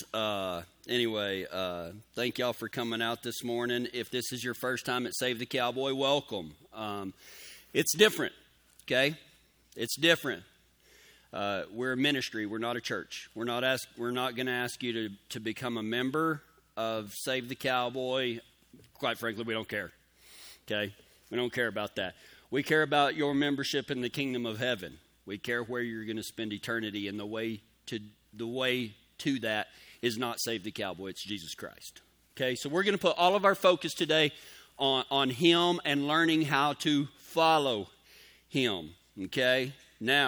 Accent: Pecos, Texas, United States; now in Colorado, United States; I grew up near Pecos, Texas. I was born there, home of the world's first rodeo

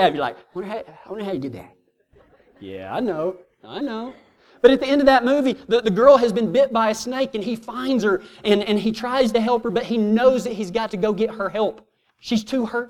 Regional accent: Texas, United States; I'm from Texas

